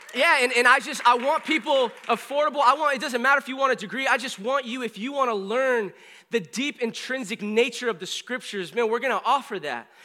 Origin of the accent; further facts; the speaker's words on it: California, United States; also born or lived in Springfield, Missouri; I was from California